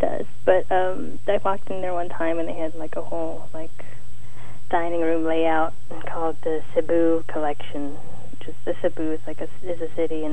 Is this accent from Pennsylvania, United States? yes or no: yes; Pittsburgh, Pennsylvania, United States; moved away as an adult; now in San Francisco, United States; I was born in Pittsburgh, and I was born and raised there, and I moved to San Francisco after high school